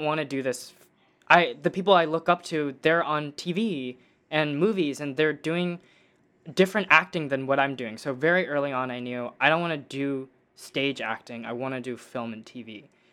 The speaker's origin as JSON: {"language": "English", "town": "Dallas", "region": "Texas", "country": "United States", "tie": "born or raised there", "moved": "yes", "lives_now": "Los Angeles, United States", "said": "I grew up in Dallas, Texas"}